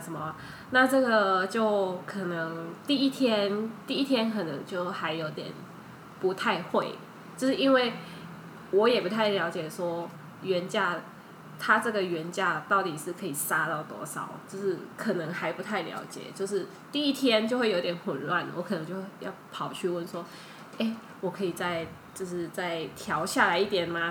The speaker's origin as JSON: {"language": "Chinese", "country": "Thailand", "tie": "born or raised there", "second_language": "Chinese", "moved": "as an adult", "lives_now": "Taiwan", "said": "在泰国长大，所以我的泰国，在泰国的经验比在台湾的比较丰富，然后泰文讲得比中文好一点"}